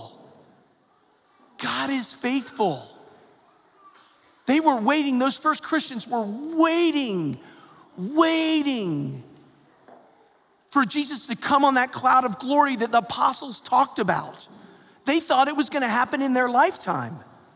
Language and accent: English; Perrysburg, Ohio, United States; moved away; We grew up, when I was a little child, second grade, seventh grade, we grew up in Perrysburg, Ohio, which was rather far, far away near Toledo, away from the vast majority of our family that was in Atlanta and in Florida